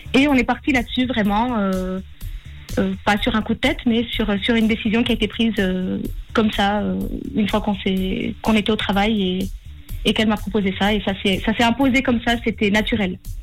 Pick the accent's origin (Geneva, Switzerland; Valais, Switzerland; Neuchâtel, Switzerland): Valais, Switzerland; je suis valaisanne